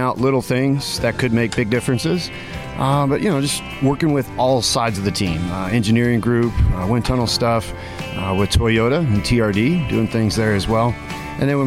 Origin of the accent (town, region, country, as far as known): Las Vegas, Nevada, United States; born or raised there